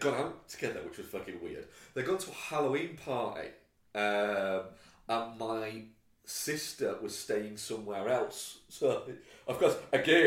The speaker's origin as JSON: {"language": "English", "country": "United Kingdom", "said": "I am British and grew up in the early 90s"}